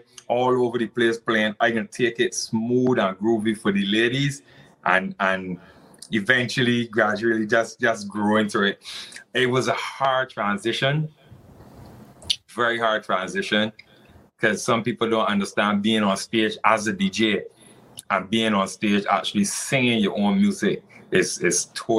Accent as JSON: {"language": "English", "country": "St. Lucia", "tie": "born or raised there", "said": "And I grew up in St. Lucia in the early stages"}